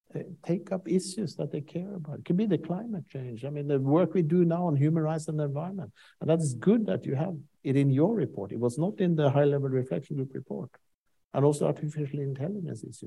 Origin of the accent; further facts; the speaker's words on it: Norway; I'm from Norway.